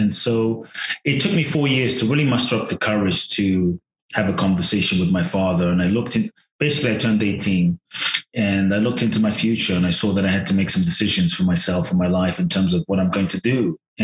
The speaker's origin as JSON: {"language": "English", "region": "London", "country": "United Kingdom", "tie": "born or raised there", "also_born_or_lived": "Ghana", "moved": "as an adult", "lives_now": "United States", "said": "I was born in Ghana, West Africa. My father's from Ghana. My mother's Japanese. I grew up in London till I was 18, and now the US and partly Mexico"}